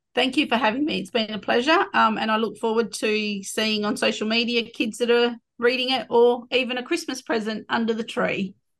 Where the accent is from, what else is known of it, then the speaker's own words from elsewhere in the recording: Collie, Western Australia, Australia; on my mum's side, Wilman, um, which is Collie. That's where I was born. I was raised on Wilman Budger um, right up until I left after year 12.